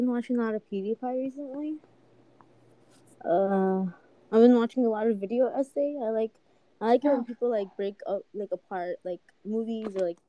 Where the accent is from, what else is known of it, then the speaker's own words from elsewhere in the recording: Arizona, United States; I was born in Arizona. My nationality is Mexican. I'm 16.